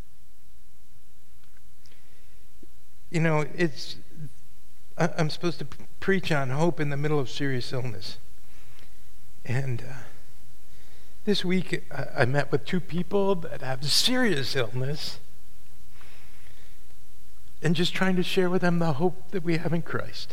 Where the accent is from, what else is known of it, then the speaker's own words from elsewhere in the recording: Catskill Mountains, New York, United States; I grew up in the Catskill Mountains